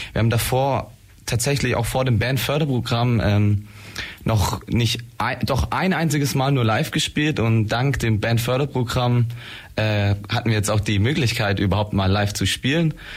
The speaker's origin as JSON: {"language": "German", "town": "Blaustein", "region": "Baden-Württemberg", "country": "Germany", "said": "wir kommen aus Blaustein"}